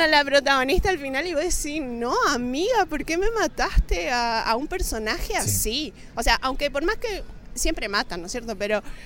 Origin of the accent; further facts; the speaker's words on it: Argentina; now in Chile; soy, argentina, pero ven, estoy viviendo acá